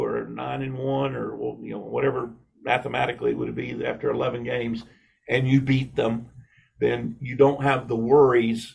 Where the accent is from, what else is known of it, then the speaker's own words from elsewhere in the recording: Florida, United States; growing up in Florida, playing in these rivalry games